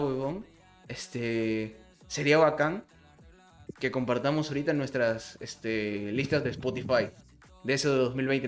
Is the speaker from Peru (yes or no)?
yes; Peru; yo soy de Perú